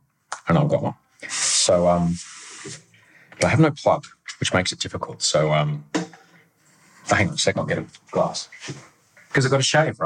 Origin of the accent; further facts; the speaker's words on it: Brisbane, Queensland, Australia; when I was a kid growing up in Brisbane